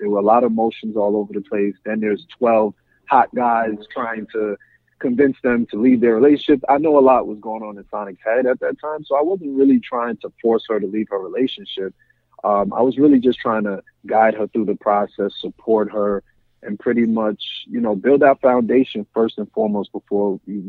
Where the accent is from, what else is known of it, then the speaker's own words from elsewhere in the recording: New York City, New York, United States; born okay. and raised in Queens, New York.